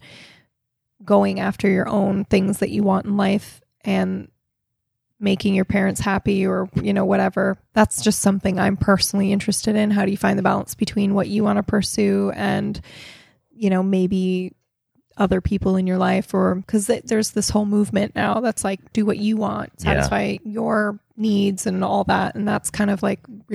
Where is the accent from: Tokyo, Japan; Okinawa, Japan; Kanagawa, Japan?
Okinawa, Japan; moved away; we grew up in Japan